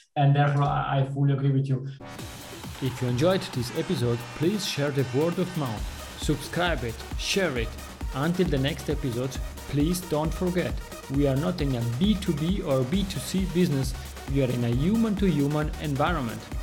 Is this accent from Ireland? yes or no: no; Switzerland; I am coming from Switzerland